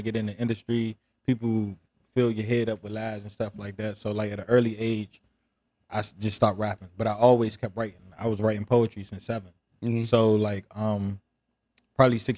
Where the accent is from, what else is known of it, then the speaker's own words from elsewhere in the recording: Washington, District of Columbia, United States; also born or lived in Suitland, Prince George's County, Maryland; I grew up in Southeast D.C. and probably when I got to middle school, my area got gentrified and it pushed me to PG County.